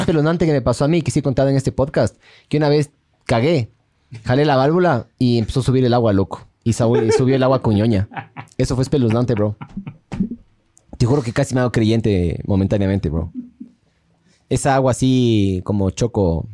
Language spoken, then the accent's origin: Spanish; Ecuador; Somos ecuatorianos